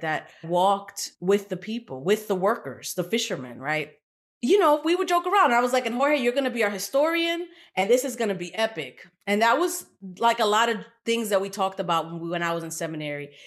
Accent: New York City, New York, United States; also born or lived in Puerto Rico / South Bronx, New York; I was born in Puerto Rico, but we moved to Brooklyn, and so I kinda grew up in what we call Old Brooklyn

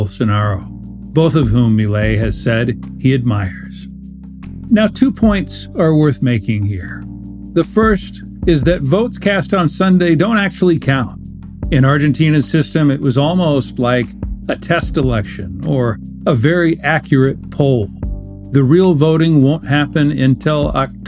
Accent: United States; as an American

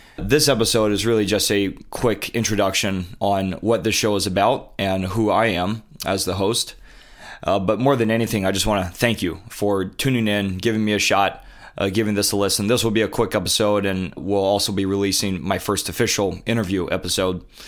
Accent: Honolulu, Hawaii, United States; moved away as an adult; also born or lived in Coronado, California / Santa Clara, California / Boston, Massachusetts; I moved to Honolulu, Hawaii when I was a toddler and grew up there all throughout high school

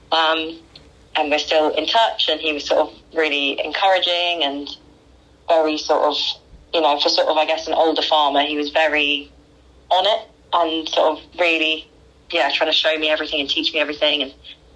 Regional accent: Croydon, London, United Kingdom; I was born in London, Croydon, South London, and grew up in South London

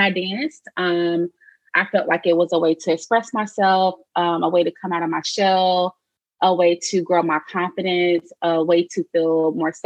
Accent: Charlotte, North Carolina, United States; I am from Charlotte, North Carolina. Born and raised there.

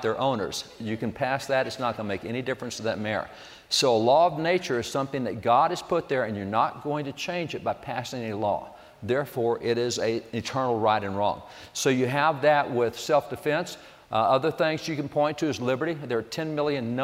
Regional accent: Texas, United States; I was a cowboy from Texas

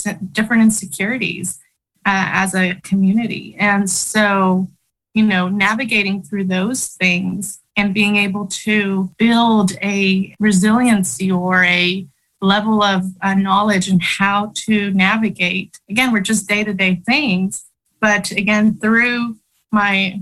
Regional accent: Oklahoma City, Oklahoma, United States; English is a second language; also born or lived in Chihuahua, Mexico; now in Norman, United States; I grew up in South Oklahoma City. I came from Chihuahua, Mexico with my family at the age of 7.

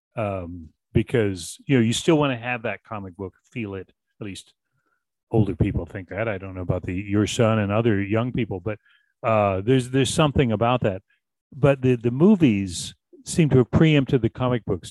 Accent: Boston, Massachusetts, United States; growing up in Boston

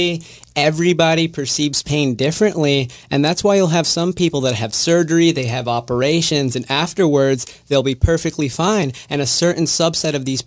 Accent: New York City, New York, United States; moved away as an adult; also born or lived in Fort Lauderdale, Florida / Buffalo, New York / Dallas, Texas; now in Jacksonville, United States; I'm originally from New York City. I was born in the Bronx of two immigrant parents.

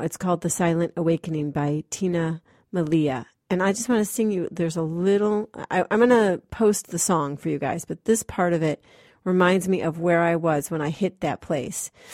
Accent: Massachusetts, United States; moved away as an adult; I'm this actress from Massachusetts

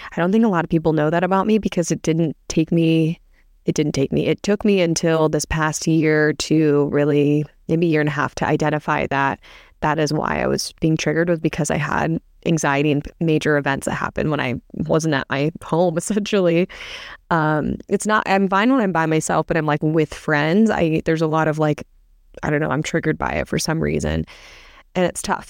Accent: Midwest, United States; now in Newport Beach, United States; I live in Newport Beach, and I'm from the Midwest

